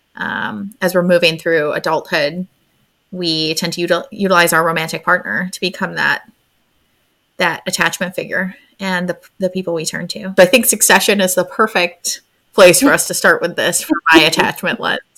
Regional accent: Syracuse, New York, United States; moved away as an adult; also born or lived in San Diego / Florida; now in New Hampshire, United States; I am originally from, I call it Central New York. People call it upstate New York, but uh, I'm from Syracuse. I'm currently in New Hampshire.

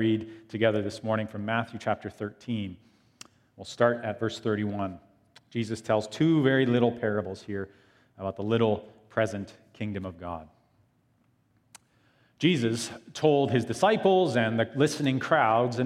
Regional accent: small town Ontario, Canada; moved away as an adult; also born or lived in Iowa; I wanted to get away from a small town, Ontario.

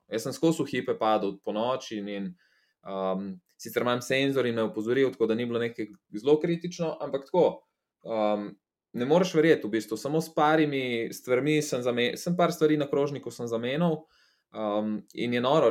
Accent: Slovenia

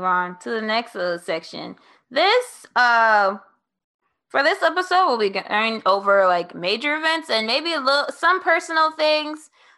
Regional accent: New Orleans, Louisiana, United States; also born or lived in New York City / Oklahoma; I am from New Orleans. I moved there around time of middle school.

